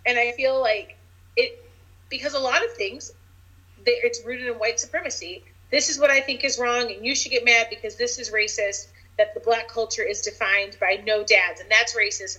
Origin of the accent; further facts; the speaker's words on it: United States; I grew up black in America